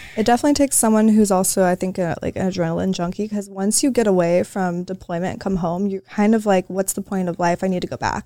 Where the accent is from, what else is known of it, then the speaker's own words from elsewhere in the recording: Oahu, Hawaii, United States; moved away; I grew up on Oahu.